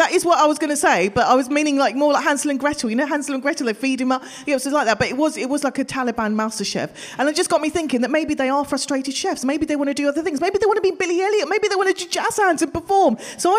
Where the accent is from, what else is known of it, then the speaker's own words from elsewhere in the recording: Pakistan; moved away; I wasn't born here, I was born in Pakistan